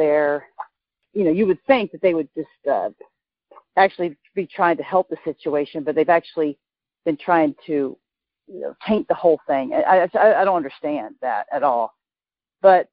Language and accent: English; Florida, United States; now in Oregon, United States; I'm from Florida, by the way. But I live in Oregon